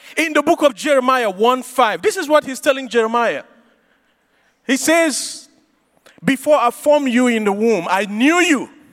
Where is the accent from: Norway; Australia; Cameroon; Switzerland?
Cameroon; I grew up in Cameroon